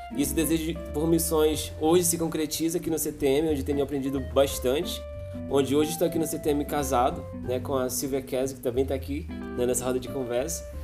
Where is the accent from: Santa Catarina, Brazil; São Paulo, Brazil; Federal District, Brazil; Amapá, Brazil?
Amapá, Brazil; eu sou do estado do Amapá